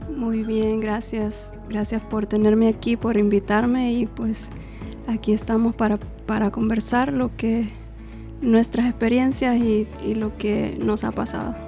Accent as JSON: {"language": "Spanish", "country": "El Salvador", "moved": "yes", "said": "soy salvadoreña"}